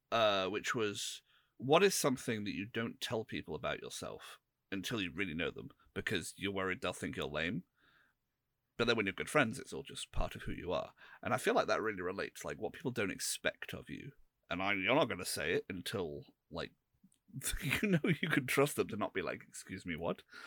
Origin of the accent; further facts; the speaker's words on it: England, United Kingdom; we're all English